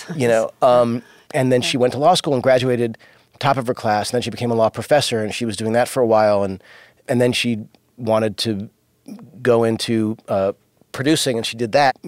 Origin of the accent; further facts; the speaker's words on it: Los Angeles, California, United States; also born or lived in New York; when we moved to Los Angeles and I was only five, we moved from New York.